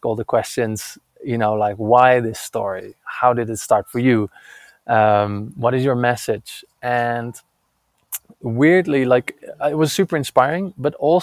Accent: Netherlands; now in Santa Fe, United States; I'm currently in Santa Fe, New Mexico, but I'm originally from Holland

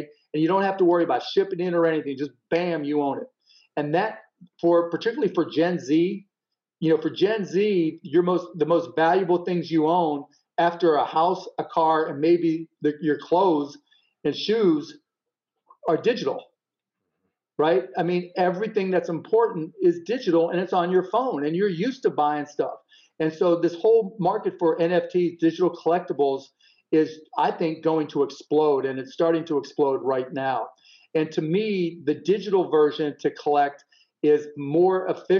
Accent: Pittsburgh, Pennsylvania, United States; I grew up in Pittsburgh

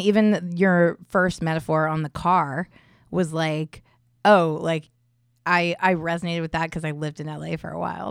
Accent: Indiana, United States; I'm from Indiana, I grew up there

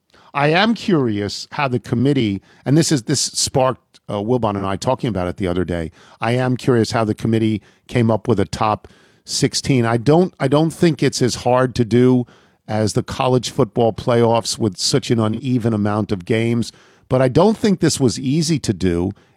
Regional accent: Long Island, New York, United States; growing up on Long Island

